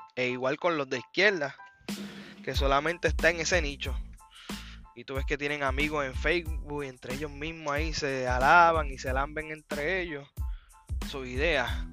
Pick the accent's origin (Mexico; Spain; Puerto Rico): Puerto Rico; soy un puertorriqueño independentista